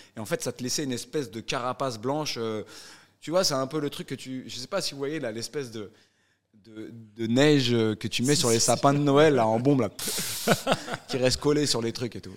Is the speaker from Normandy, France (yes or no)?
no; northern suburbs of Paris, Île-de-France, France; Quand tu viens d'où je viens, donc ouais. Euh, banlieue nord de Paris